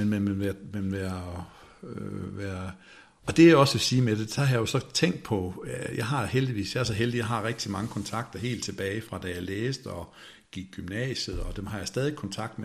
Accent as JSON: {"language": "Danish", "country": "Denmark", "said": "som danskere"}